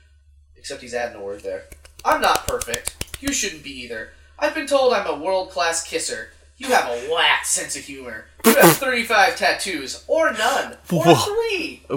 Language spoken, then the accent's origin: English; San Francisco, California, United States; I grew up here in San Francisco.